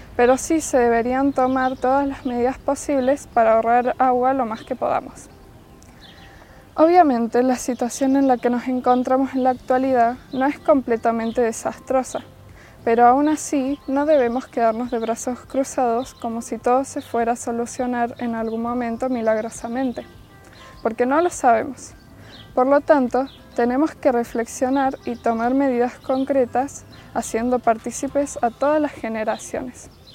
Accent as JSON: {"language": "Spanish", "country": "Argentina", "said": "como argentinos que somos"}